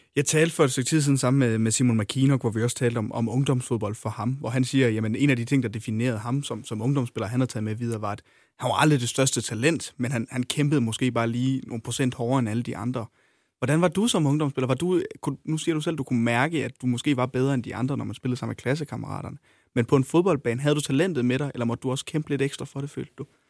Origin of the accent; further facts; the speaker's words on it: Hjørring, North Denmark Region, Denmark; nu kommer jeg selv fra Jøring af